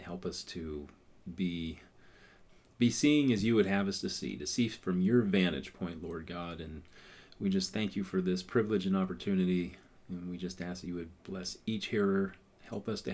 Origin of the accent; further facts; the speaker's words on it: United States; because we're American.